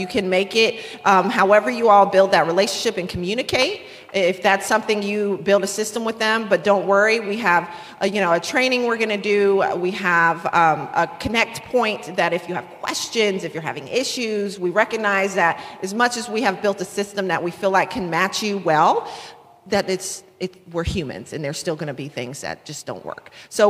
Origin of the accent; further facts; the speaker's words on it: North Carolina, United States; also born or lived in Florida / Washington State; now in Pennsylvania, United States; But we're from North Carolina originally. And moved here a year ago, but we've been Florida for years and Washington State, now Pennsylvania.